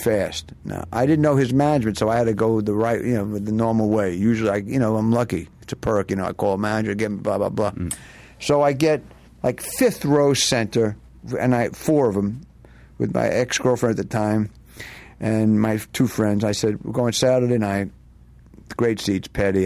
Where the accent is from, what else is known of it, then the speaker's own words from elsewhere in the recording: New York City, New York, United States; now in Los Angeles, United States; I was born in Brooklyn, so once I moved out here